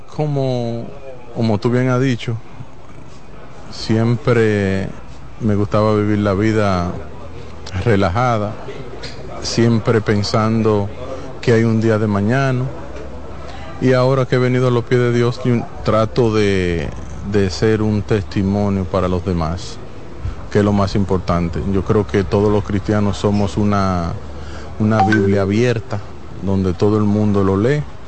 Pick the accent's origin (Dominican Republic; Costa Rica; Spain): Dominican Republic; yo mismo siendo dominicano